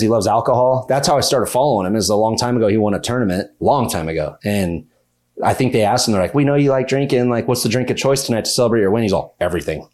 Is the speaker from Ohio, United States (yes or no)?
no; Minden, Nevada, United States; I'm from Minden, Nevada